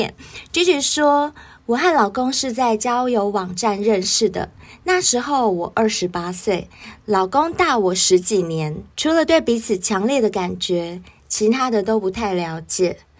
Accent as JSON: {"language": "Chinese", "country": "Taiwan", "said": "像我们台湾人讲交往"}